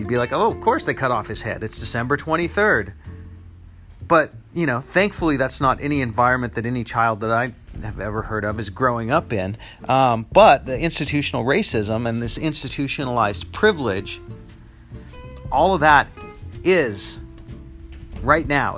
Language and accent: English; United States; in the United States is where I live. I'm American